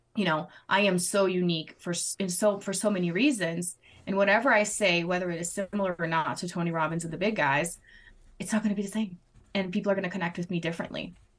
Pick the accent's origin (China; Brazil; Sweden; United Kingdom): Brazil; English is a second language; moved away as an adult; I am originally from Brazil, born and raised, and then married my American husband almost 13 years ago